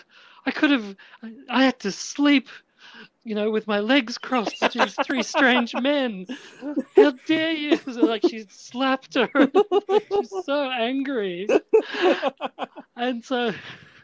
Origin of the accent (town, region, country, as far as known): Australia; now in Melbourne, Australia